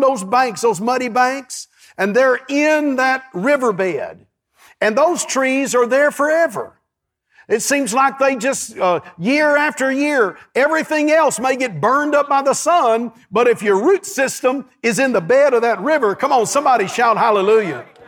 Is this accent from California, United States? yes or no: no; East Texas, United States; I grew up in East Texas, and there's so many creeks and rivers that run all over there.